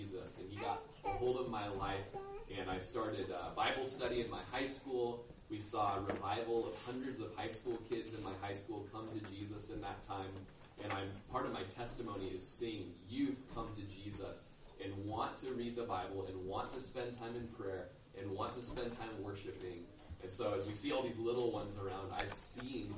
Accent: Klamath Falls, Oregon, United States; also born or lived in Bonanza, Oregon / Lakeview, Oregon; now in Prineville, United States; I was originally from Klamath Falls, Oregon, and I grew up on a cattle ranch by Bonanza in South Po Valley

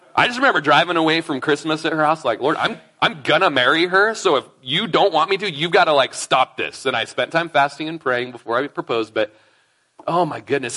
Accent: Klamath Falls, Oregon, United States; now in Prineville, United States; Lindsay and I grew up in Klamath Falls together. We were probably in nursery together at Bible Baptist Church in Klamath Falls, Oregon.

